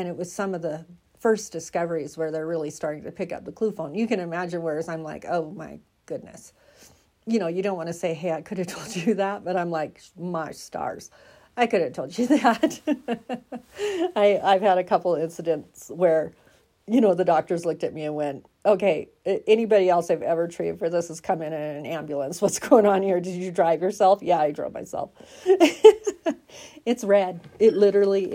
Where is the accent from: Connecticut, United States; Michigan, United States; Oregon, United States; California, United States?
Oregon, United States; now in Colorado, United States; I'm from Oregon, right? I moved to Colorado from Oregon, 45 minutes inland from the beach